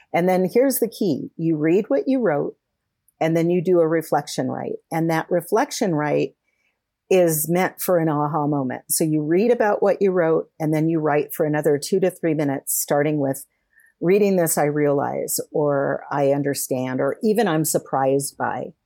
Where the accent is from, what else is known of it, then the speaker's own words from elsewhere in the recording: California, United States; moved away; also born or lived in Colorado; I was moving from Colorado back home to California